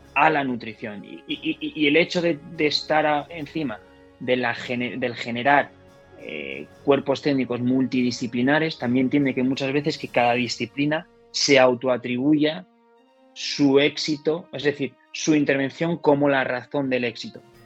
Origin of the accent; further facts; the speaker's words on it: Gijón, Asturias, Spain; moved away as an adult; soy de Gijón. Me fui de Gijón con 18 años